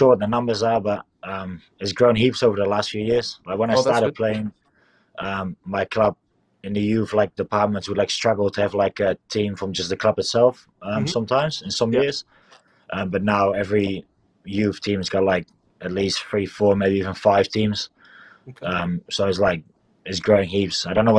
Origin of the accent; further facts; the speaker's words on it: Netherlands; accent: New Zealand; first language Dutch; English is a second language; moved away as an adult; now in New Zealand; Yes, I'm originally from the Netherlands. So Dutch is my first language.